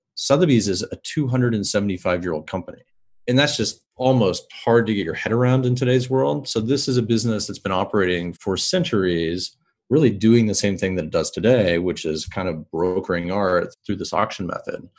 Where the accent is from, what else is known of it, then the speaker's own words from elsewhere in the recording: Kansas City, Missouri, United States; I grew up in Kansas City